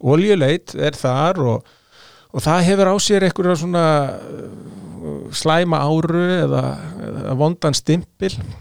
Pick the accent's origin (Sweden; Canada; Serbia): Sweden; now in Iceland; ég ólst upp í Svíþjóð 70-80